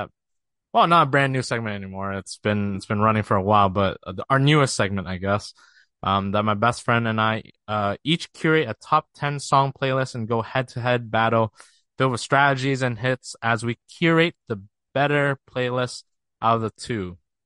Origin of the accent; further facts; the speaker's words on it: Ontario, Canada; we're both from Canada. The closest city for us to is Toronto, the Six.